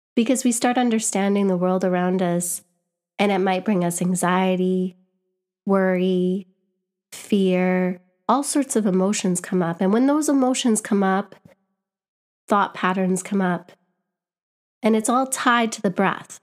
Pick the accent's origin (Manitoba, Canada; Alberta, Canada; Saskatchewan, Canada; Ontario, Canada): Manitoba, Canada; Winnipeg; moved away as an adult; now in London, United Kingdom; I'm from Winnipeg